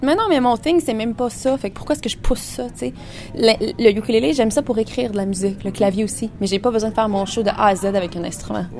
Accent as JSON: {"language": "French", "town": "Fournier", "region": "Ontario", "country": "Canada", "tie": "born or raised there", "said": "on a grandi dans le milieu de la campagne. moi, je suis née à Fournier"}